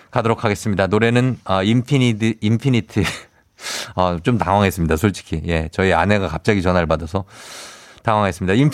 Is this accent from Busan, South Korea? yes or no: yes; Busan, South Korea; 저 부산 유랑여중 출신이에요.